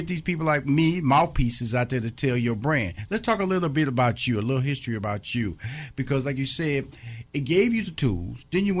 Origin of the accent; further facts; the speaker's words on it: Houston, Texas, United States; went back to my hometown of Houston, Texas